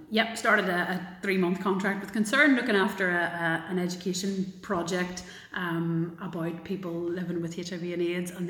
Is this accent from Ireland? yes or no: yes; Galway, Connacht, Ireland; now in Belfast, United Kingdom; I get to deny Belfast if it's worse and go, oh no no, sure I'm from Galway.